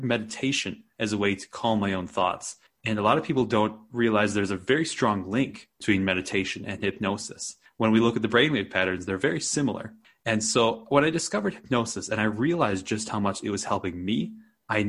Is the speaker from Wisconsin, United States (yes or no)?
yes; Wisconsin, United States; now in Santa Fe, United States; I grew up in Wisconsin, which is a pretty flat area